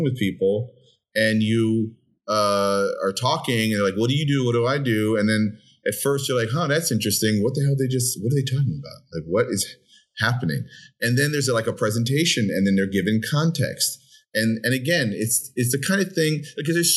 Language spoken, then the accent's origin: English; New York City, New York, United States; also born or lived in Brooklyn, New York; I grew up in the Upper West Side of Manhattan, moved to Brooklyn about 25 years ago